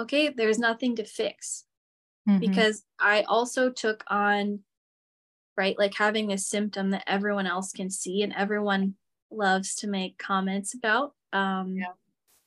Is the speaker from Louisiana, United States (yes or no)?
no; Michigan, United States; moved away as an adult; also born or lived in Seattle; when I moved from Michigan to Seattle, I grew up in Michigan my whole life